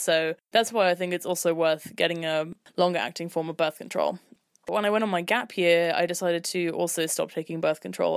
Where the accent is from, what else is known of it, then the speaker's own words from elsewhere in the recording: London, United Kingdom; I'm twenty-three years old and I'm from London. I went to all girls' schools until I was sixteen